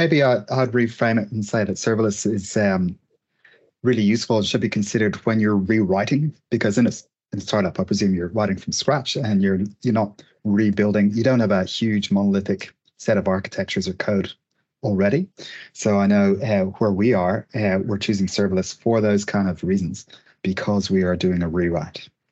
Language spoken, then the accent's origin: English; Dublin, Leinster, Ireland; now in Melbourne, Australia; I'm from uh, Dublin originally, but I've been in Australia about